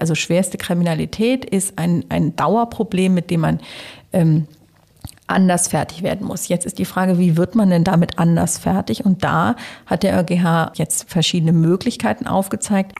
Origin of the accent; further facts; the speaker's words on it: Hamburg, Germany; moved away; also born or lived in Cologne; komme ja aus Hamburg